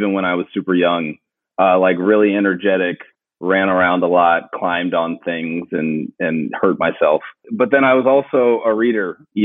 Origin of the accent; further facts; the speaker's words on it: Philadelphia, Pennsylvania, United States; I grew up in Philly